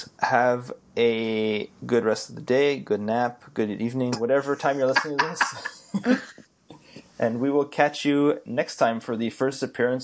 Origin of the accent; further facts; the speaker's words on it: Canada; I'm Canadian.